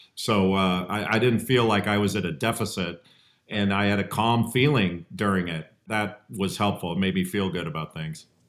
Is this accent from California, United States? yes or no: yes; Los Angeles, California, United States; I grew up in Los Angeles.